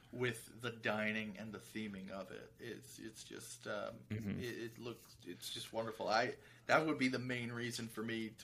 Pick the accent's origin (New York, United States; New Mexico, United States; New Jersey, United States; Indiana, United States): New Jersey, United States; Philadelphia area; I grew up in South Jersey, in the Philly area.